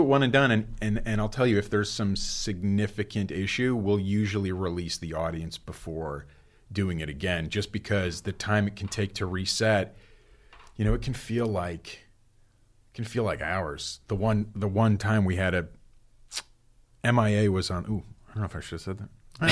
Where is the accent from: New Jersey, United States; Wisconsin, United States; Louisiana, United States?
New Jersey, United States; moved away; I grew up in New Jersey